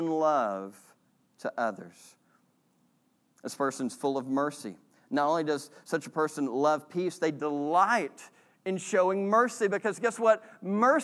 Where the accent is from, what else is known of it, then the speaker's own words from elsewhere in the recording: Texas, United States; not only are we American, we're Southerners and we're from Texas